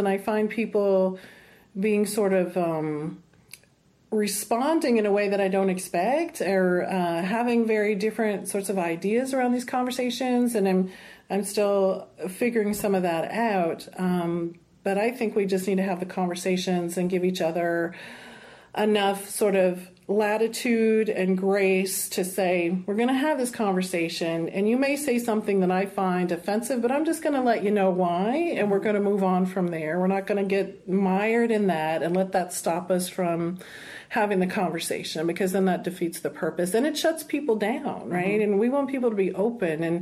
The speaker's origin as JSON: {"language": "English", "region": "South Texas", "country": "United States", "tie": "born or raised there", "said": "I'm Latina, and I come from South Texas, a small town where the vast majority of us were Chicana"}